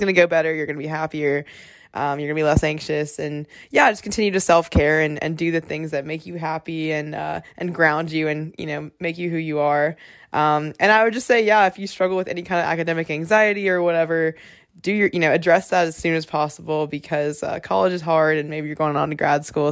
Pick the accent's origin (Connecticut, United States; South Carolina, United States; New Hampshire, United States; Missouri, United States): South Carolina, United States; moved away as an adult; now in South Bend, United States; I'm from South Carolina